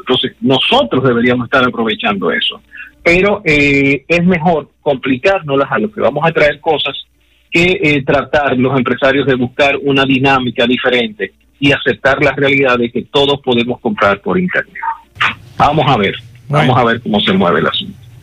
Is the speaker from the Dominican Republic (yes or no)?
yes; Dominican Republic; somos República Dominicana